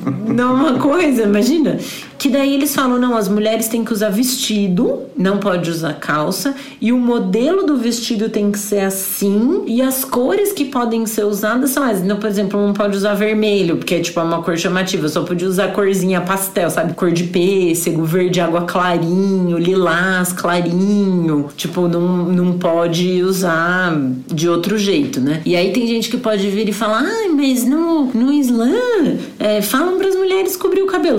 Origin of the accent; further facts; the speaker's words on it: Brazil; moved away; eu sou brasileira